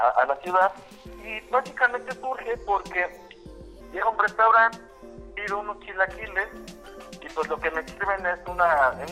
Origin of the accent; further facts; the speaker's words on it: Puebla, Mexico; nosotros como poblanos